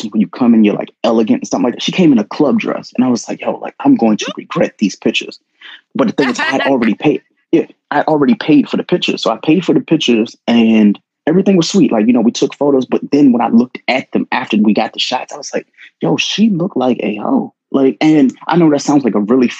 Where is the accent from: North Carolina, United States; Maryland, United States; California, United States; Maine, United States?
Maryland, United States; Prince George's County, D.C. area; I went to a school in PG County